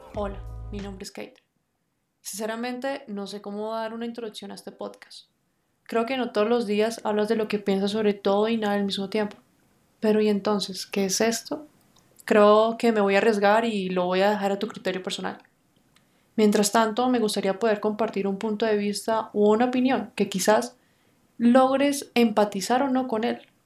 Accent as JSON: {"language": "Spanish", "region": "Bogotá", "country": "Colombia", "said": "soy una bogotana de 28 años"}